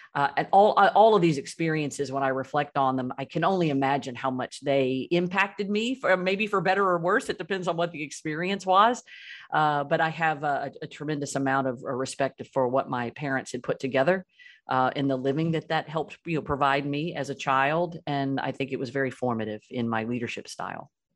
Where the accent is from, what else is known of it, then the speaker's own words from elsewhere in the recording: Birmingham, Alabama, United States; I grew up in Birmingham, Alabama, and my broader family still lives there